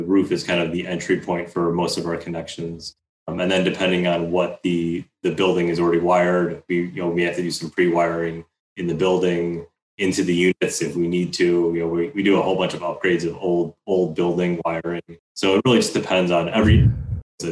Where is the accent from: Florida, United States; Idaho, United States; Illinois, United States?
Illinois, United States; Chicago; growing up in Chicago